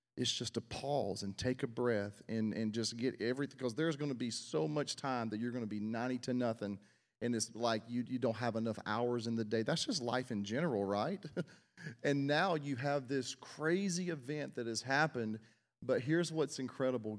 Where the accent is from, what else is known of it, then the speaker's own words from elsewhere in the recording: South Mississippi, United States; I was born in South Mississippi